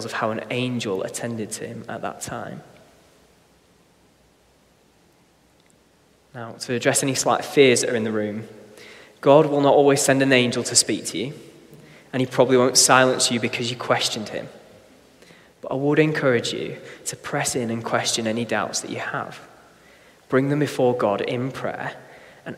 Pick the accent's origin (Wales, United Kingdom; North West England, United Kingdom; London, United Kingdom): North West England, United Kingdom; Blackpool; When I was a kid growing up in Blackpool